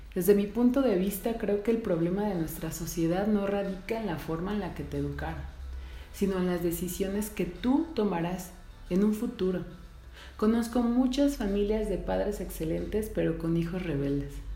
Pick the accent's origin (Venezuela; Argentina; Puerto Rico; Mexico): Mexico; Soy mujer, soy mexicana, soy madre